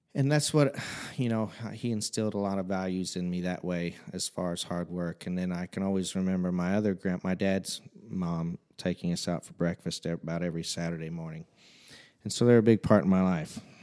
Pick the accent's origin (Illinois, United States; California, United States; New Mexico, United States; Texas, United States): Illinois, United States; Fairfield; I've been born and raised in Fairfield, Illinois, the big metropolis of Fairfield, uh, my entire life.